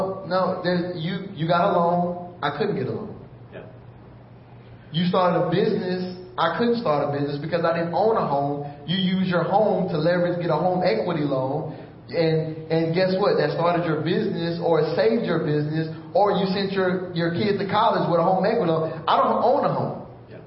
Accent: Houston, Texas, United States; also born or lived in Missouri City, Texas; I was born and raised in Houston, Texas

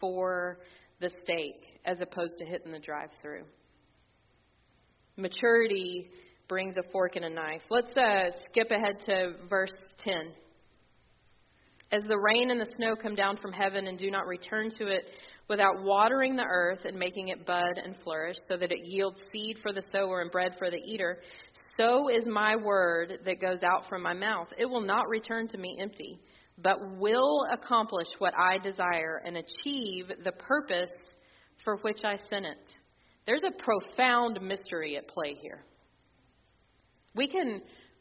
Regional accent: Texas, United States; as a Texan

